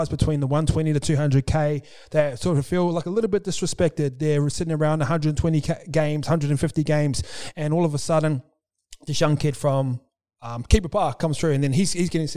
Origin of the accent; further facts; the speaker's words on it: New Zealand; now in Australia; as a Kiwi